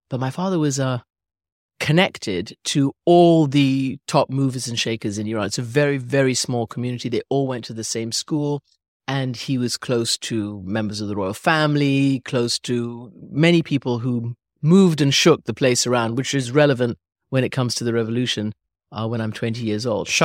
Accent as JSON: {"language": "English", "region": "England", "country": "United Kingdom", "tie": "born there", "said": "Yes, so I was born in England. My mother is English. My father was Iranian"}